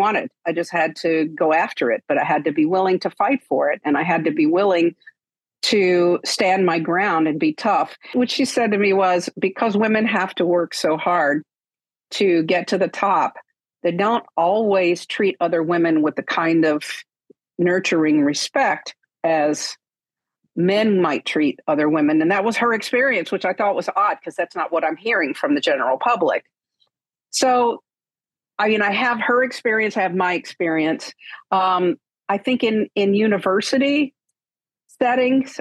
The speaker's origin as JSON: {"language": "English", "region": "the South", "country": "United States", "tie": "born or raised there", "said": "I grew up in the South"}